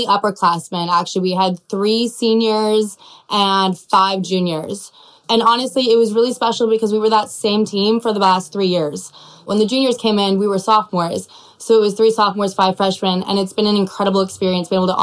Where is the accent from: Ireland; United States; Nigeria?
United States; Southern California; moved away as an adult; also born or lived in Texas; I grew up in Southern California